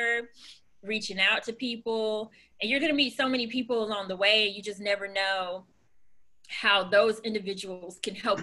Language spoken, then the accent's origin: English; Florida, United States; moved away; I'm originally from Florida